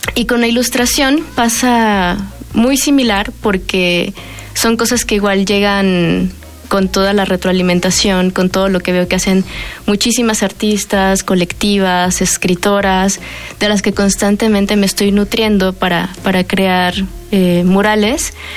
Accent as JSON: {"language": "Spanish", "country": "Mexico", "tie": "born or raised there", "said": "todas somos o crecimos en la periferia de la Ciudad de México, en el Estado de México, yo por ejemplo que crecí en Aragón."}